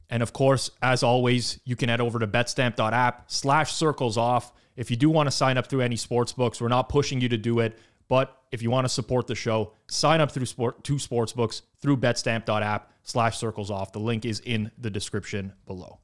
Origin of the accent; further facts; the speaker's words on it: Canada; accent: Canadian; I'm Canadian